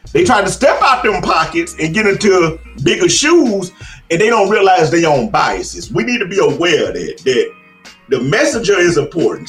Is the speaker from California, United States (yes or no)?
no; Chicago, Illinois, United States; born or raised there